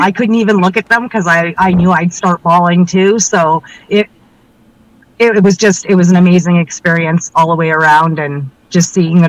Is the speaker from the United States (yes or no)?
no; Regina, Saskatchewan, Canada; I'm from Regina.